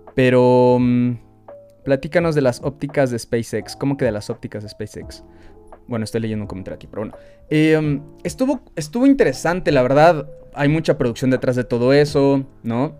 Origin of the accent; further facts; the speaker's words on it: Mexico; nosotros también como mexicanos